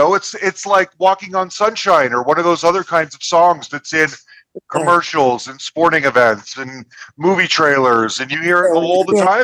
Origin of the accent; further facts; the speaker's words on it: Salt Lake City, Utah, United States; moved away as an adult; now in Denver, United States; I'm originally from Salt Lake City, and I went to college there in the 90s.